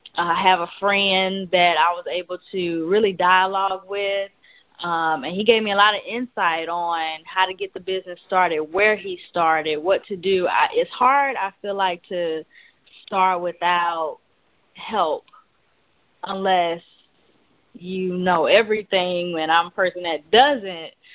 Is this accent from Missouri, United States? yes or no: yes; St. Louis, Missouri, United States; moved away as an adult; now in Dallas, United States; I'm from St. Louis, Missouri, but um, I moved down here about a year and a half ago to Dallas, Texas